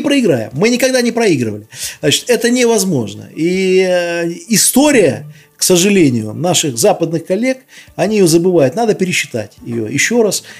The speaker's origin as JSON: {"language": "Russian", "country": "Belarus"}